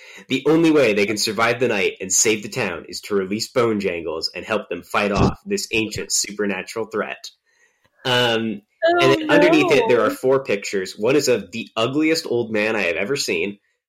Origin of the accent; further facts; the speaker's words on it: Virginia, United States; people I grew up with in Virginia